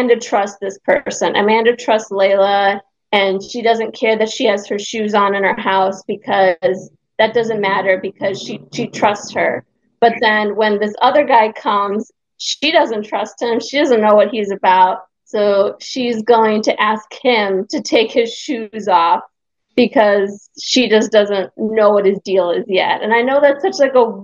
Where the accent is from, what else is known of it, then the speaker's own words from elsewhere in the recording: Hungary; moved away; I'm from Europe. I'm Hungarian